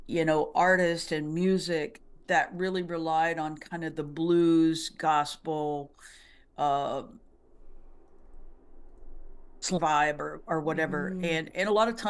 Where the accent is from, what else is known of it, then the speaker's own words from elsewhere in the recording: East Texas, United States; moved away as an adult; also born or lived in Austin, Texas; now in Nashville, United States; I was living in Austin, grew up in Texas, more East Texas